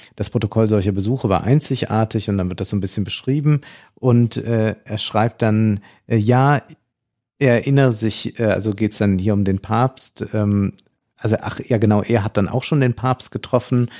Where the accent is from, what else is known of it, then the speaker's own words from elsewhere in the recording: Germany; uns als Deutsche